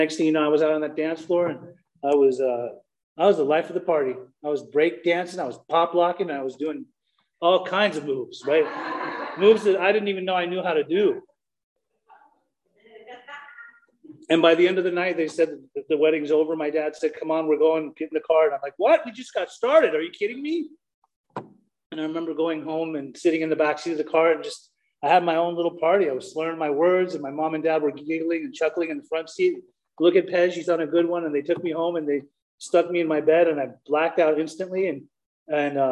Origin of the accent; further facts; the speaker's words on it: Salt Lake City, Utah, United States; also born or lived in Germany; I'm a Persian man that was born in Germany and raised in Salt Lake City, Utah